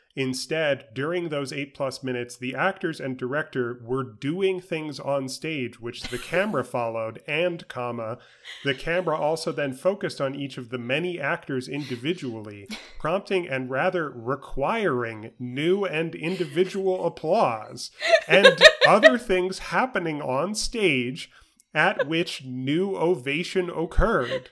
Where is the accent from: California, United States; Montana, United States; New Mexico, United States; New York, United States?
New York, United States; New York City; I grew up in New York City.